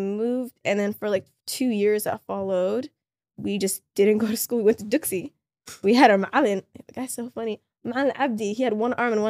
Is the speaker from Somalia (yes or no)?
yes; Somalia; first language Somali; English is a second language; Somali is my first language.